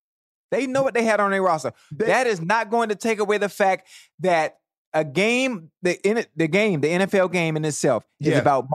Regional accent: Florida, United States; I'm from Florida.

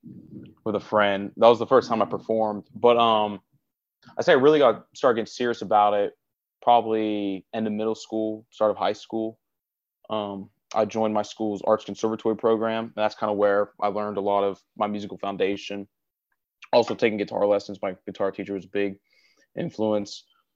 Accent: Gainesville, Florida, United States; I'm born and raised here, so I can name you every part of the town.

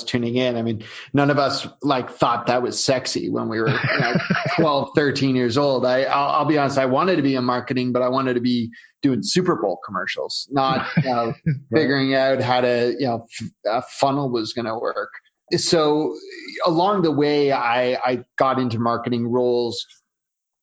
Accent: Canada; I'm Canadian, so you know, I do everything Canadian. I'll probably drop some A's without realizing it

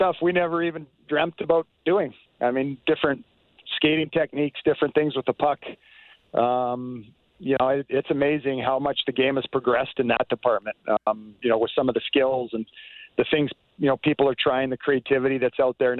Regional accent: Western Canada, British Columbia, Canada; I grew up in Western Canada, British Columbia

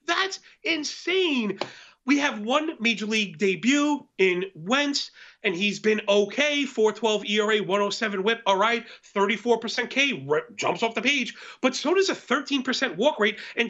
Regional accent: New York, United States; we're from New York

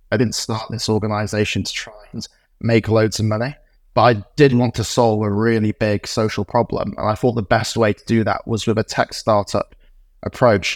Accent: Morley, Yorkshire and the Humber, United Kingdom; also born or lived in Oxford; when I was growing up in Morley in West Yorkshire

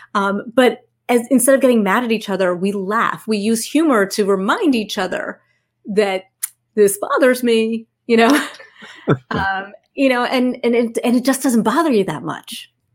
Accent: New Jersey, United States; I'm from Jersey

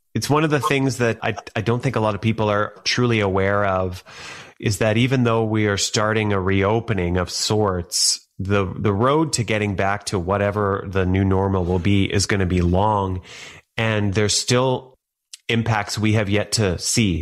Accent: Thunder Bay, Ontario, Canada; I grew up in Thunder Bay, Ontario

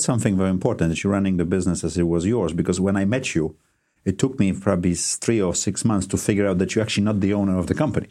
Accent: Gdansk, Pomeranian Voivodeship, Poland; my hometown Gdansk

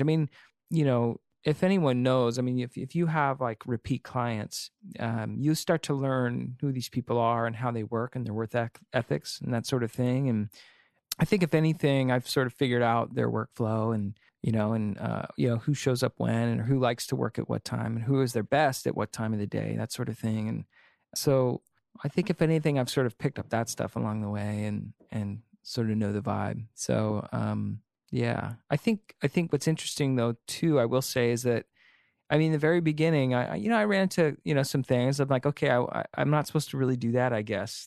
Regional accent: Antioch, California, United States; also born or lived in Pleasant Hill, California / Oakland, California; I grew up in California

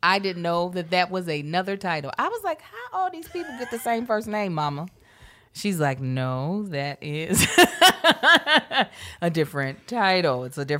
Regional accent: Baltimore, Maryland, United States; That was like going back home to Baltimore, sounding now like we're from Kentucky.

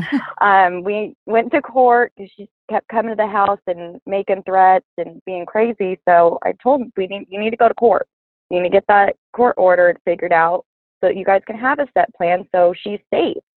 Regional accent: California, United States; I'm from California in the city, total girly girl

